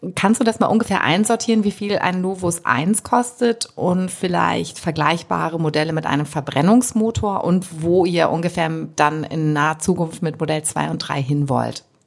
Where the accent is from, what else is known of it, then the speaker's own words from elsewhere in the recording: Germany; wir als Deutsche